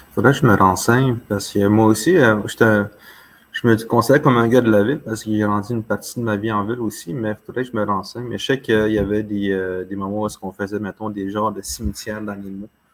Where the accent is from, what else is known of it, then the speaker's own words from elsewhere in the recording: Manawan, Quebec, Canada; on dit chez nous à Manouan